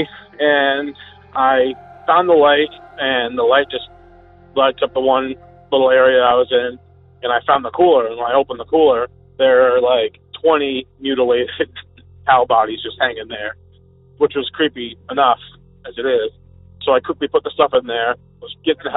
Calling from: Vermont, United States; I'm calling from Vermont

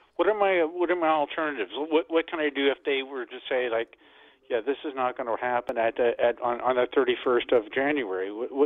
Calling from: Mississauga, Ontario, Canada; I'm calling from Mississauga.

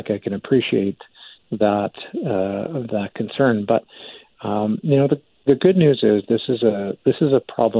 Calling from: Calgary, Alberta, Canada; Now, I'm calling in from Calgary.

